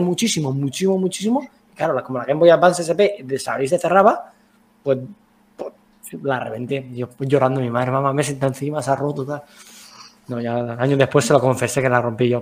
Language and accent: Spanish; Alicante, Valencian Community, Spain; nosotros, por ejemplo, somos de Alicantes